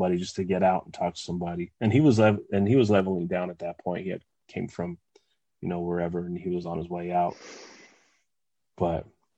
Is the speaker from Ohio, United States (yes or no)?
no; West Covina, California, United States; I was from West Covina